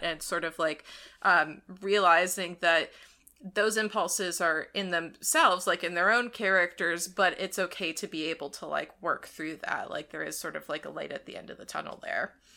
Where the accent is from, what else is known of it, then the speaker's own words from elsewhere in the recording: Ohio, United States; growing up in Ohio